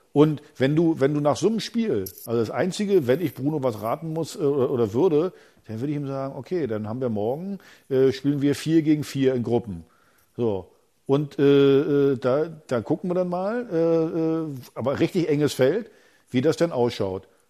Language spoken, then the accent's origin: German; East Germany, Germany; ich bin ein Ossi